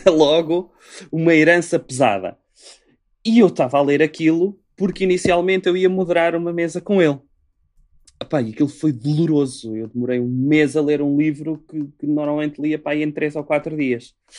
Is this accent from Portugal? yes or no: yes; Portugal; Eu sou português